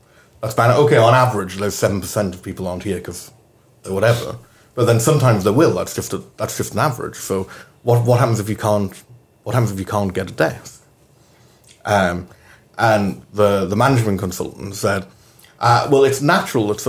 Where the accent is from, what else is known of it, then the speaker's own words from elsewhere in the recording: Newcastle upon Tyne, North East England, United Kingdom; moved away; also born or lived in Scotland; growing up in Newcastle